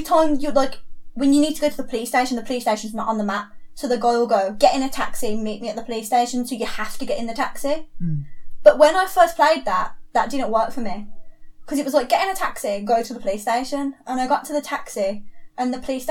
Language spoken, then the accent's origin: English; England, United Kingdom; because I'm English